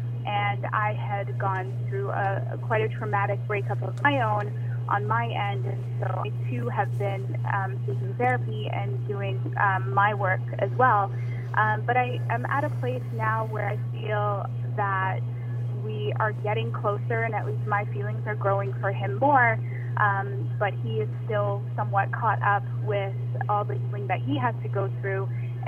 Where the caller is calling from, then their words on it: Toronto, Ontario, Canada; I'm calling from Toronto, Canada.